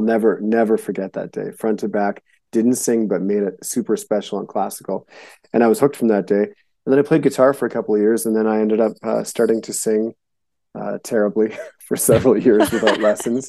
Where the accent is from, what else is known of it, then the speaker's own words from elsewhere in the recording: Winnipeg, Manitoba, Canada; also born or lived in Montana; now in United States; I was born in Winnipeg, Manitoba, which is the dead center of Canada